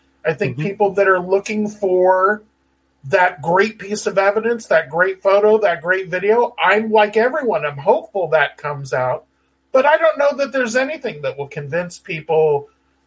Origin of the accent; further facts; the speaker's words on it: San Diego, California, United States; I grew up in San Diego.